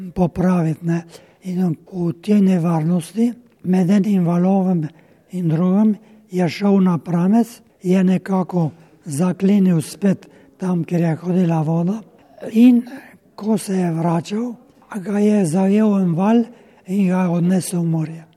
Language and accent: Slovenian; Slovenia